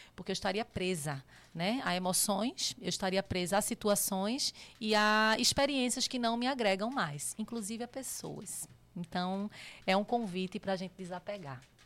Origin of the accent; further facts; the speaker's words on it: Recife, Pernambuco, Brazil; moved away as an adult; now in São Paulo, Brazil; eu sou pernambucana, né? É, nasci em Recife e minha história praticamente foi toda lá.